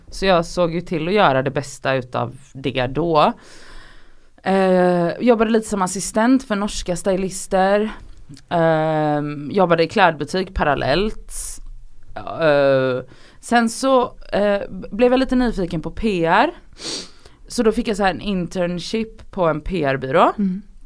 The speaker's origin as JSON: {"language": "Swedish", "town": "Gothenburg", "region": "Västra Götaland", "country": "Sweden", "also_born_or_lived": "Oslo", "moved": "as an adult", "said": "jag är från Göteborg"}